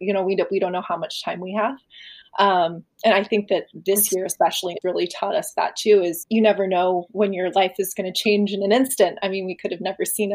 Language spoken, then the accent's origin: English; San Clemente, California, United States; growing up in San Clemente, which is a very small kind of sheltered town.